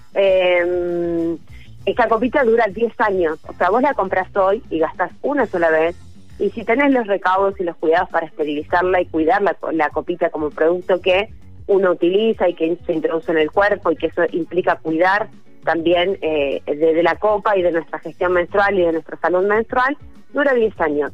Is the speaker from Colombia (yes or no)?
no; Argentina; nuestro país